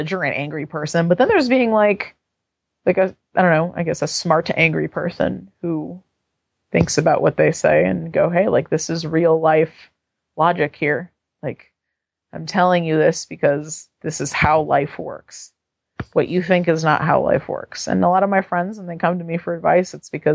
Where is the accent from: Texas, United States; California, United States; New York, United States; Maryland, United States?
California, United States; San Francisco